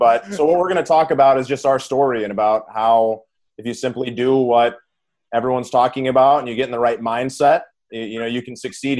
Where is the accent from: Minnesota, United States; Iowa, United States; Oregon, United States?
Minnesota, United States; Minneapolis; now in California, United States; Even though I live in California, I was from Minneapolis originally.